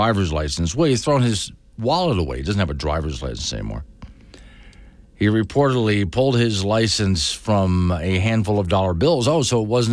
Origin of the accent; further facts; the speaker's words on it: Florida, United States; moved away; I'm from Florida. And I swear to you, Florida was not like that when I was growing up